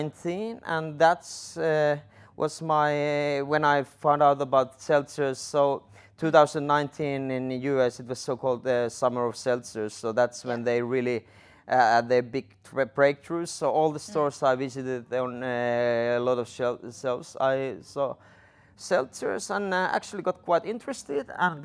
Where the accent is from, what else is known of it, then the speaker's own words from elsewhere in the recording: Lapland, Finland; English is a second language; So I'm originally from Sami reindeer herding family, north from Inari